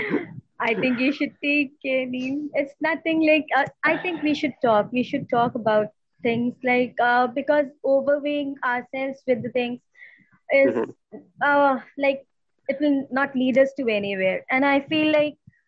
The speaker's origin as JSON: {"language": "English", "country": "India", "said": "we have a like close knit family structure in India"}